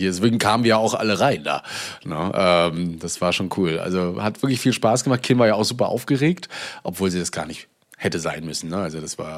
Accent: East Germany, Germany; Hier auch bei uns im Osten.

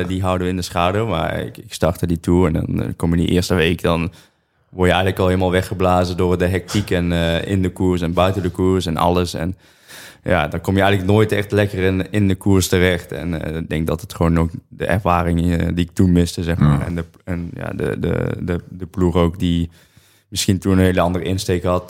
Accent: Netherlands; ik uit Nederland kom en niet Colombia

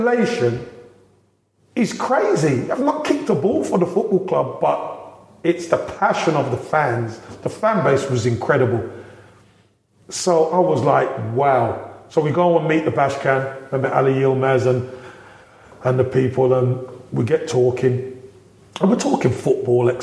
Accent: London, United Kingdom; moved away; I'm a boy from Brixton

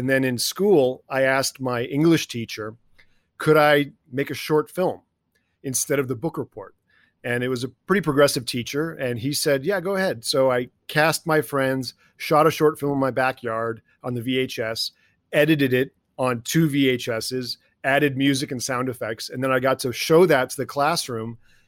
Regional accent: Toronto, Ontario, Canada; also born or lived in Czechoslovakia / Detroit, United States; I was born in Czechoslovakia during the Cold War. My father was a hockey player as well. He defected and luckily obviously took me with him. And so he came to North America. I grew up in Toronto and Detroit

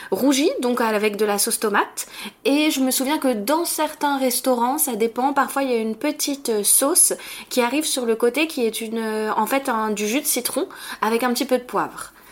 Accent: Ho Chi Minh City, Vietnam; French is a second language; moved away as an adult; now in France; Je viens du sud, euh, à Ho Chi Minh Ville.

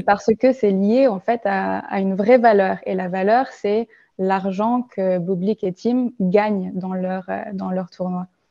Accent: France; moved away as an adult; now in Germany; je suis née en France, j'ai grandi en France

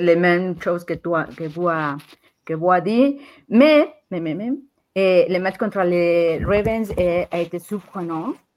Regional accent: Mexico; French is a second language; je suis mexicaine

